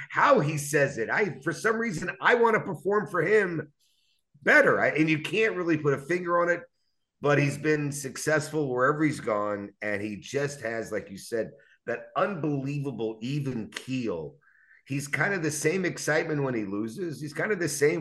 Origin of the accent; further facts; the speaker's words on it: Houston, Texas, United States; now in Dallas, United States; I was born in Houston. I lived in the Astrodome